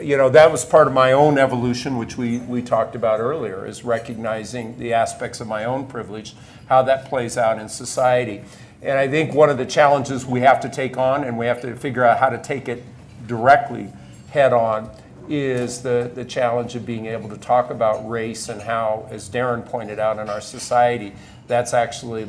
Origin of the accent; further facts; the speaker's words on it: Nebraska, United States; moved away as an adult; I grew up on a farm near a small community in Nebraska